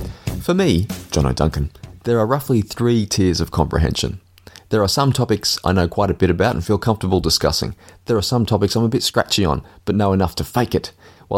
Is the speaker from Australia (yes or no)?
yes; Sydney, New South Wales, Australia; I'm from Sydney for goodness sakes.